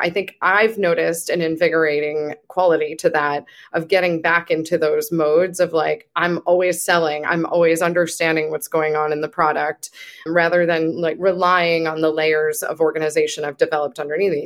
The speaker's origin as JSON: {"language": "English", "town": "Buffalo", "region": "New York", "country": "United States", "said": "I'm from Buffalo"}